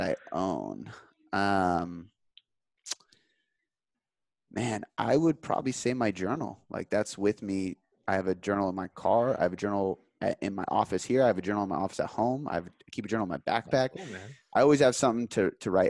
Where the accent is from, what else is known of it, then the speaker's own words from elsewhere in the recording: Seattle, Washington, United States; I'm in Seattle, so we watch the Sounders.